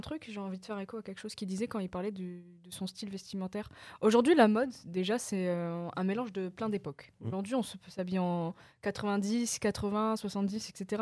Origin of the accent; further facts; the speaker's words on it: the North, Hauts-de-France, France; j'ai grandi en France